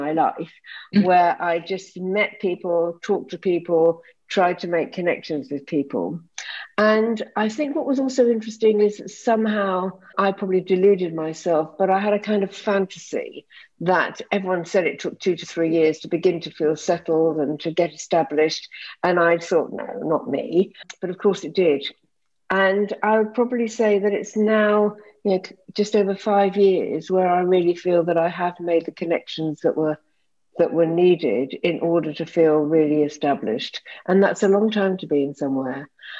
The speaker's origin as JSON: {"language": "English", "country": "United Kingdom", "moved": "yes", "said": "I had actually assumed that, I came from Britain and that my qualifications would just be jumped upon"}